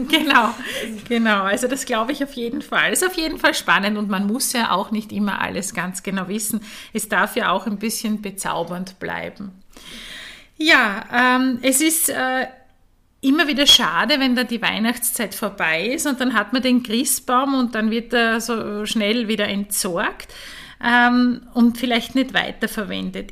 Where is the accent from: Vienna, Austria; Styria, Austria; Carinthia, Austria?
Styria, Austria; Eastern; ich komme aus der Oststeiermark